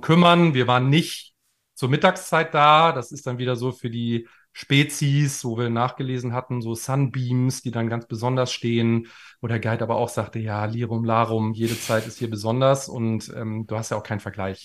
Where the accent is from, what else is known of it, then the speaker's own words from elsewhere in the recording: Germany; wir sind beide Deutsche